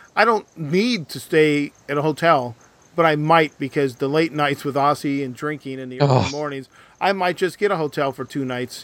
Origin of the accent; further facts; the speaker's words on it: United States; I'm an American